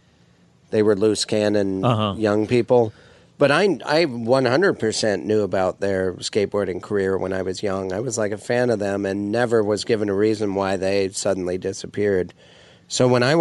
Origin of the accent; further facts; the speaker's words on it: Missoula, Montana, United States; moved away; Missoula, you know, my hometown